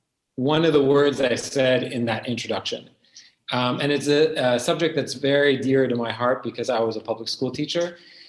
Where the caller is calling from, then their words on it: Beirut, Beirut Governorate, Lebanon; I'm calling from Beirut.